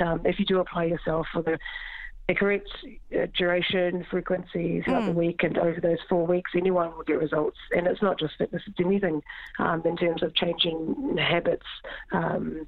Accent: New Zealand; moved away as an adult; now in Ireland; Growing up in New Zealand, after school, I went to sports institutes

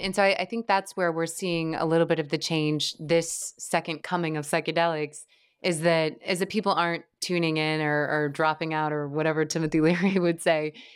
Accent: Midwest, United States; I grew up in the Midwest

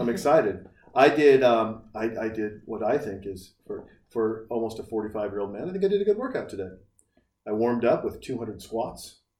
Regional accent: Montana, United States; now in Texas, United States; I'm from Montana.

